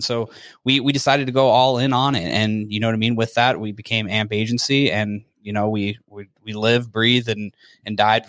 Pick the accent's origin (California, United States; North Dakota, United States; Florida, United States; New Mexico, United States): North Dakota, United States; now in Las Vegas, United States; I'm from North Dakota, actually.